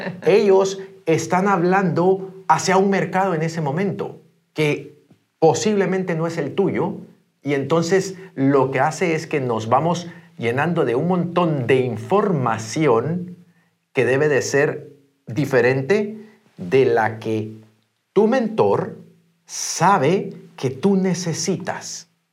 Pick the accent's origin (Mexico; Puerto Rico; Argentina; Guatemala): Guatemala; moved away; yo soy guatemalteco, pero estoy haciendo el negocio dentro de Iberia